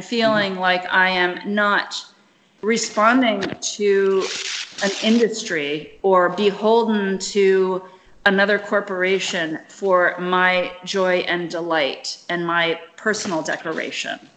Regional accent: Kinshasa, DR Congo; moved away; it was not growing in Kinshasa when I was there

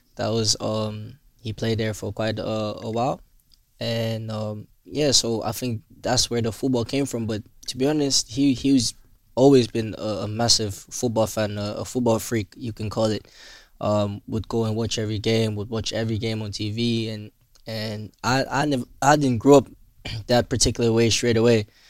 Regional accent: Willemstad, Curaçao; I grew up in in Willemstad

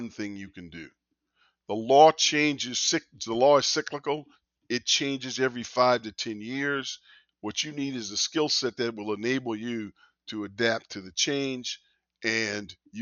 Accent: Vallejo, California, United States; I was born in Vallejo, California.

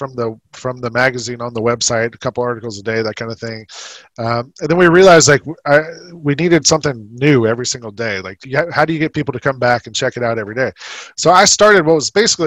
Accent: Atlanta, Georgia, United States; moved away as an adult; also born or lived in New York City; I was a Hawks fan growing up in Atlanta

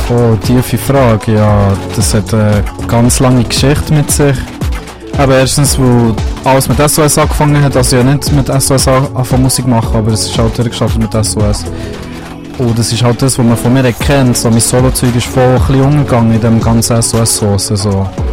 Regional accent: Bern, Switzerland; Das ist so wie meine Heimat hier. Das ist mein Daheim, ich bin aufgewachsen und das ist das, was ich in- und auswendig kenne

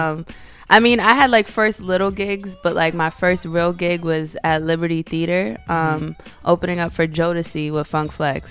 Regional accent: New York, United States; I'm from the Lower East Side

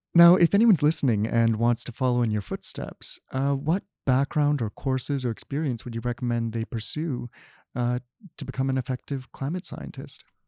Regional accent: Canada; as a Canadian, uh, growing up, I al-, always think of Canada

